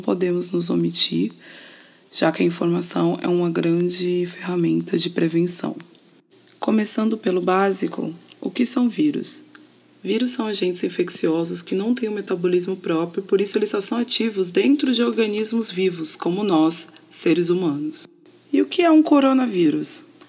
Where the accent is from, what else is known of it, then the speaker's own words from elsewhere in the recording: São Paulo, Brazil; now in Niterói, Brazil; sou paulistana, mas moro em Niterói, no Rio de Janeiro